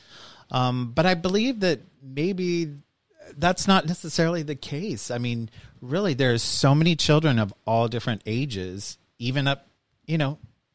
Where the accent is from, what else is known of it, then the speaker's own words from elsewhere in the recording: Kansas City, United States; now in Maryland, United States; I grew up in Kansas City metro area